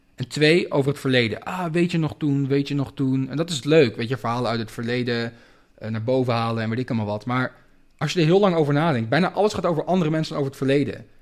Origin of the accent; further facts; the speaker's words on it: Amsterdam, North Holland, Netherlands; moved away as an adult; now in Spain; ik ben in Amsterdam geboren